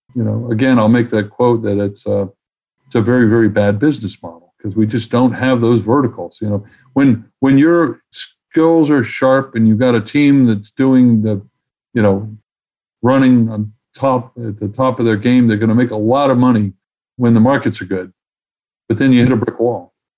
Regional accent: New York City, New York, United States; now in Washington, D.C., United States; as a proud New Yorker

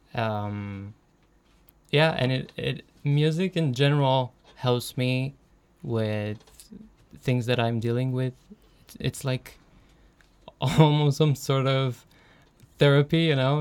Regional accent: Romania; moved away as an adult; now in Denmark; I come from Romania

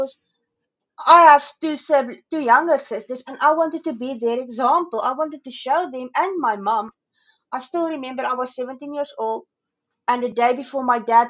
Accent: South Africa; moved away as an adult; now in Australia; I'm originally from South Africa, so I've moved to Australia 3 years ago.

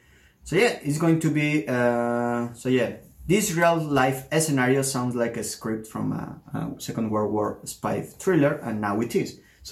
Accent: Mexico City, Mexico; also born or lived in Paris, France; now in Warsaw, Poland; I'm from Mexico City. I lived in Mexico City, in Paris, and in Warsaw.

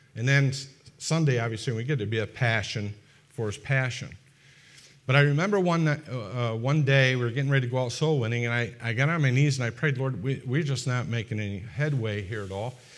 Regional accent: Fonda, New York, United States; moved away; I come from Fonda, and Fonda is just ab, in the vicinity of Albany, which is the capital of, of, uh, New York

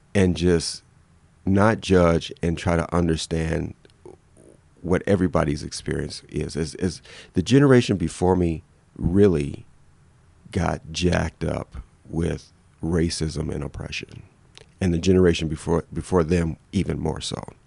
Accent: Detroit, Michigan, United States; moved away; I'm from Detroit

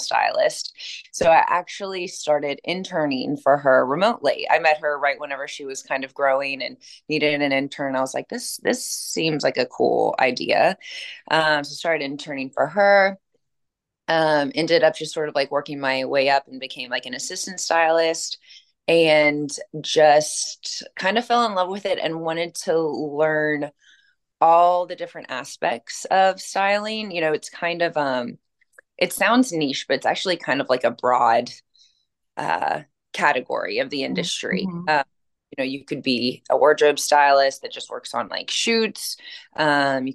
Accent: Western Kentucky, United States; moved away as an adult; now in Nashville, United States; I'm from a small town in Western Kentucky. So definitely did not grow up even knowing what the word like styling meant

